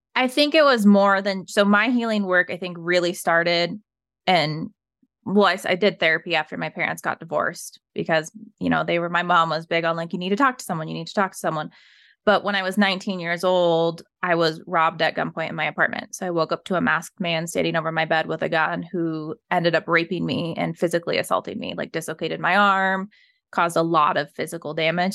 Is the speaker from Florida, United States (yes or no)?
no; Evergreen, Colorado, United States; I was raised in Evergreen, Colorado